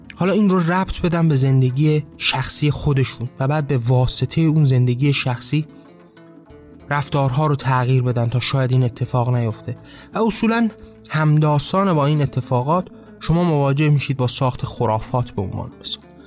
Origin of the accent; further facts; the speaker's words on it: Iran; ما ایرانی هستیم ما در یک ایران اسلامی به دنیا آمدیم